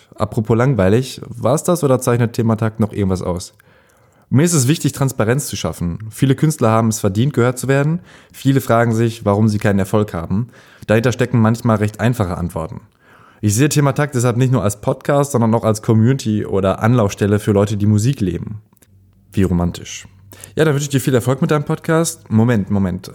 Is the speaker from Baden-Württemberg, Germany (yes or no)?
no; Ahlen, North Rhine-Westphalia, Germany; moved away; meine Heimatstadt Aalen, Westfalen, nicht das mit AA, sondern AH, Aalen